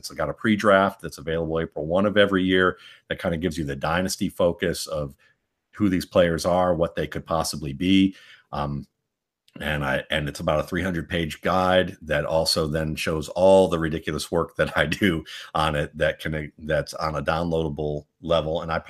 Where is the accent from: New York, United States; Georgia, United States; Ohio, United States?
Georgia, United States; decided to go to the University of Georgia because it was the only school I could afford because I was from Georgia at the time